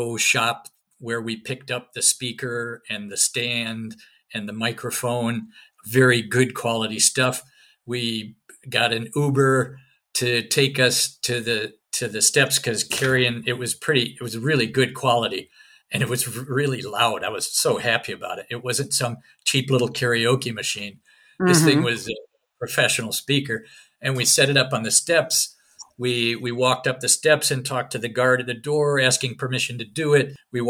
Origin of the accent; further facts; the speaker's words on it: Scotland, United Kingdom; Can't help you get to Renfield Street because I'm from Northern Scotland. I'm not really from here.